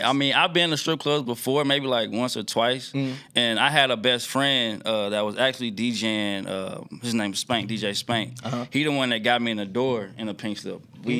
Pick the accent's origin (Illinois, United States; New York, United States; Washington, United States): Illinois, United States; Brooklyn; originally from Brooklyn, Illinois.